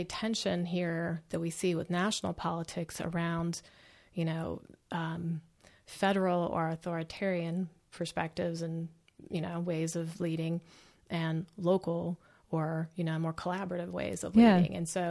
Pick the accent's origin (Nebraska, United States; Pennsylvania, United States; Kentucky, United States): Pennsylvania, United States; Pittsburgh; I'm from Pittsburgh.